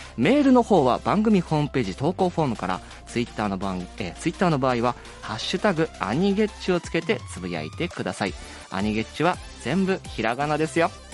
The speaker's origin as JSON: {"language": "Japanese", "town": "Uwajima", "region": "Ehime", "country": "Japan", "tie": "born or raised there", "moved": "yes", "said": "僕もあの、マラソンの日本新記録でも記憶に新しい鈴木健吾選手、実は同じ愛媛県宇和島東高校出身なんですよね"}